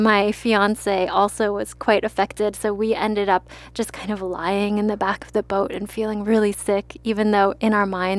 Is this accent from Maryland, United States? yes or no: yes; Maryland, United States; I'm from Maryland, so crab is very popular there